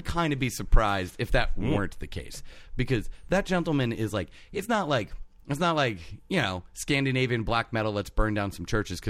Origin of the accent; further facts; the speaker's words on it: Detroit, Michigan, United States; Why do I talk like I'm from the South? I grew up in Detroit.